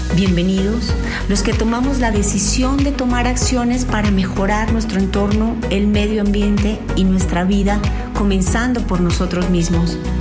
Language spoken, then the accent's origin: Spanish; Colombia; como diríamos en Colombia